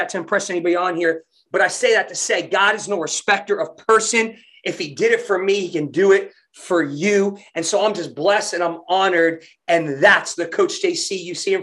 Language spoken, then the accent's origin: English; New Jersey, United States; moved away as an adult; also born or lived in Tulsa, Oklahoma; white boy growing up in Jersey